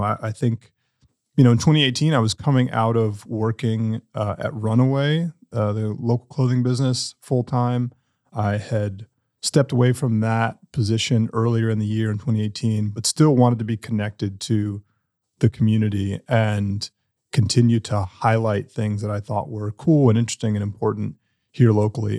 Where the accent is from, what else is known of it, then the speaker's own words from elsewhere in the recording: Durham, North Carolina, United States; I was born and raised here. I didn't go off anywhere